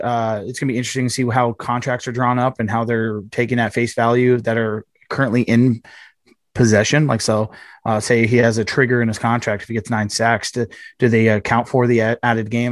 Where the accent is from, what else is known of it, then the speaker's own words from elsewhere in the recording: Miami, Florida, United States; moved away; That's my hometown